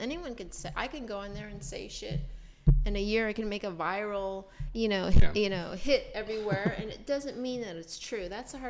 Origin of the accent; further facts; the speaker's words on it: Kansas, United States; born there; I was born in Kansas, but I'm an Army brat, so I grew up a little bit everywhere